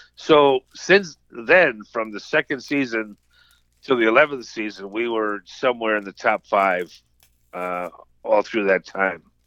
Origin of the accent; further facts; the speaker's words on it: United States; growing up on Long Island Sound